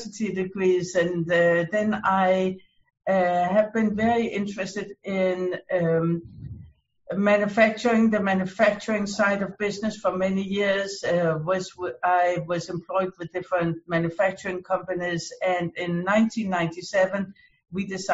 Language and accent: English; Denmark; now in United States; I came originally from Denmark. I immigrated to the US